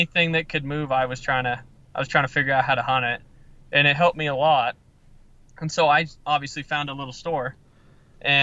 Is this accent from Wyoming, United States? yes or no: yes; Jackson, Wyoming, United States; moved away; I actually grew up in Jackson Hole, Wyoming